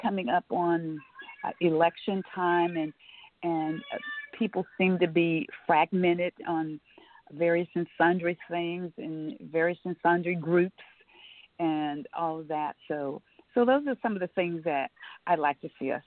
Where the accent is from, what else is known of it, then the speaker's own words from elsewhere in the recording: Omaha, Nebraska, United States; moved away; when I was growing up in Omaha, Nebraska